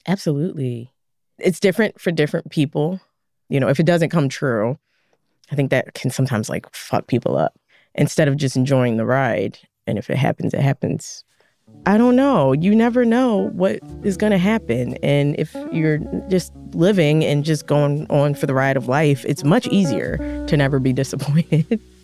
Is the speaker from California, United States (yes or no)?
no; Philadelphia, Pennsylvania, United States; I was a kid growing up in West Philly, pretty rough city